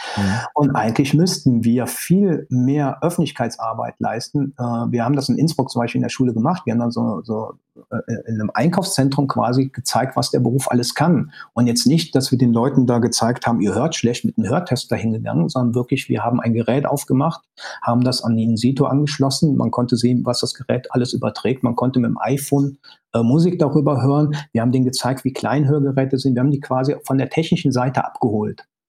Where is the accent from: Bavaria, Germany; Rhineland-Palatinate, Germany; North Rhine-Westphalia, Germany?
North Rhine-Westphalia, Germany; Cologne; meine Mutter ist Kölnerin, ich bin auch Kölner, also lebe in Köln